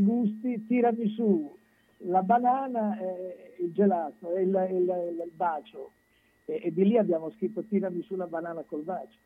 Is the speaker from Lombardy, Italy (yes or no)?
no; Santarcangelo di Romagna, Emilia-Romagna, Italy; born or raised there; also born or lived in Sogliano al Rubicone